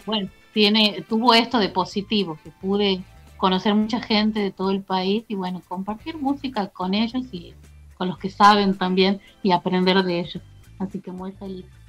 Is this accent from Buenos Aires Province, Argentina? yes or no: no; Tucumán, Argentina; yo soy de Tucumán